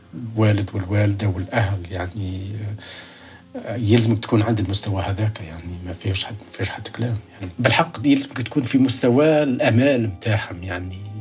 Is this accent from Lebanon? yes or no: no; rural Kasserine, Kasserine Governorate, Tunisia; also born or lived in Baltimore, United States; now in United States; ولدت في الريف